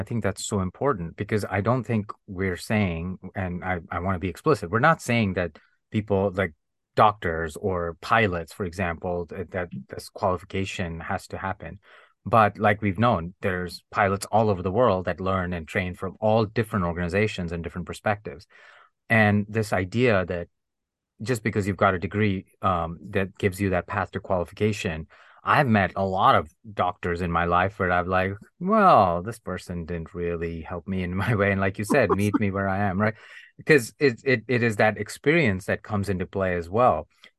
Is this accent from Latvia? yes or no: no; India; accent: Indian; English is a second language; And I truly masked myself. I unlearned my Indian accent. I would make fun of the Indian accent. I would make jokes about my own culture to fit